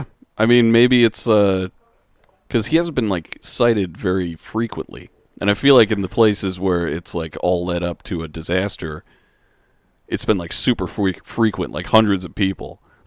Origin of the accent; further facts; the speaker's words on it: Indiana, United States; It's like, I'm from a suburb in Indiana.